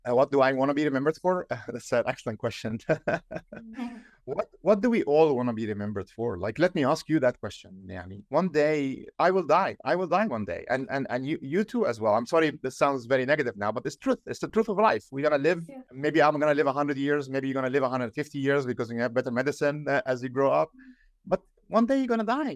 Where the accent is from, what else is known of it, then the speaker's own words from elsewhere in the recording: Egypt; now in Silicon Valley, United States; I'm from Egypt